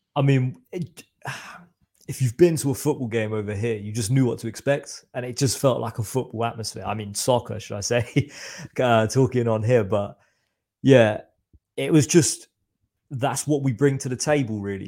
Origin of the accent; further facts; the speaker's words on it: Reading, South East England, United Kingdom; I'm from Reading, so it's about, say, an hour away from London